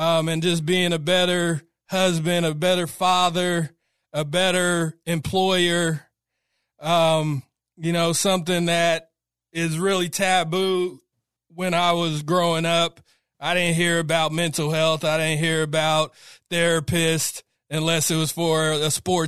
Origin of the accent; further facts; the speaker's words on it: Sacramento, California, United States; I'm from the Strawberry Manors, man, right outside of DPH